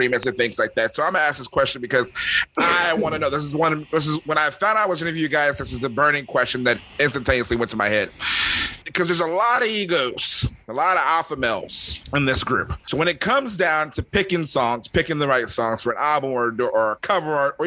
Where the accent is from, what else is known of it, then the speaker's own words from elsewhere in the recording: Philadelphia, Pennsylvania, United States; I'm from Philly